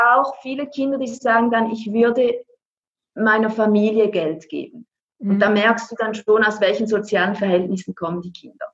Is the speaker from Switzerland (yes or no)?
yes; Switzerland; ich bin aus der Schweiz.